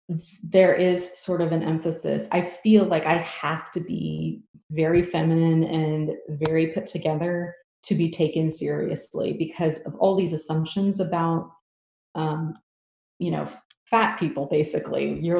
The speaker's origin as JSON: {"language": "English", "town": "Houston", "region": "Texas", "country": "United States", "tie": "born or raised there", "said": "So it was in my hometown."}